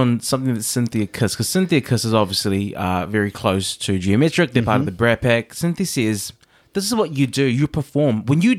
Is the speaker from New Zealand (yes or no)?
yes; New Zealand; I grew up on Sailor Moon. I used to wake up every Saturday morning really early, because that's in New Zealand.